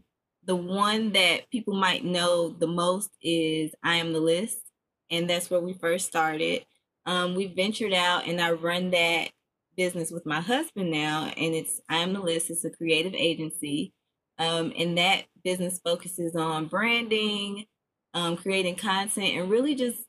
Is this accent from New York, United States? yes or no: no; Chicago, Illinois, United States; also born or lived in Memphis; now in Nashville, United States; I am originally from Chicago by the way of Memphis, and I currently reside in Nashville. And I've been here for, woo-wee, child, like 10 years now.